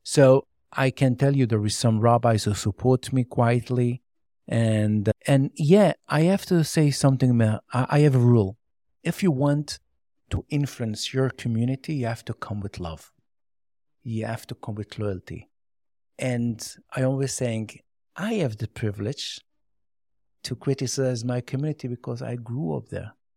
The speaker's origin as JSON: {"language": "English", "town": "Jerusalem", "region": "Jerusalem District", "country": "Israel", "tie": "born or raised there", "first_language": "Yiddish", "second_language": "English", "said": "I grew up in Meashe Harim, and I didn't know even Hebrew until the age of twenty. I speak only Yiddish."}